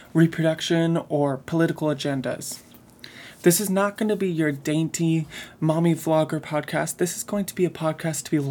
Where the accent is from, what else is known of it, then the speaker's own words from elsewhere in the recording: Midwest, United States; I grew up in the Midwest.